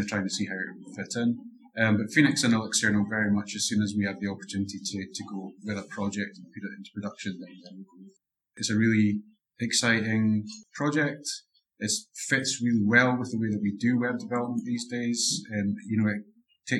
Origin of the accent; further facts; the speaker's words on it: Edinburgh, Scotland, United Kingdom; I'm across from Edinburgh in Scotland